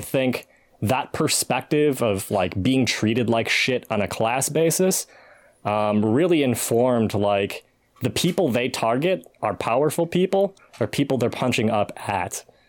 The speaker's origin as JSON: {"language": "English", "town": "Macomb", "region": "Michigan", "country": "United States", "tie": "born or raised there", "said": "Shout out to Macomb, Michigan"}